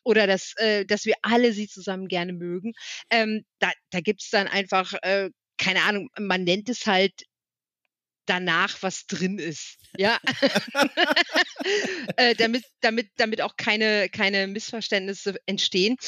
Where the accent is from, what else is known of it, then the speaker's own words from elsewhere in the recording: Wipperfürth, North Rhine-Westphalia, Germany; now in Alsfeld, Germany; Wipper führt, also meine Heimatstadt hat, glaube ich, 25.000